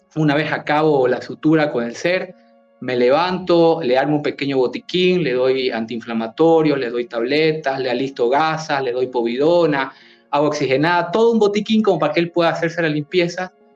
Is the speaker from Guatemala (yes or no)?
no; Bolivia; yo soy de Bolivia